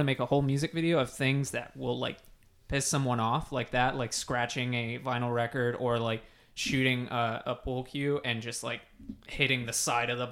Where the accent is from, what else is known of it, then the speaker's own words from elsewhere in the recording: Plano, Texas, United States; my hometown of Plano, Texas